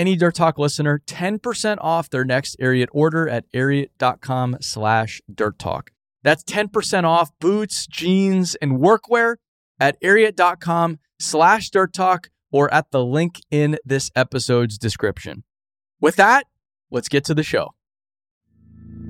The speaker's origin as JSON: {"language": "English", "region": "Arizona", "country": "United States", "moved": "yes", "said": "I'm from Arizona."}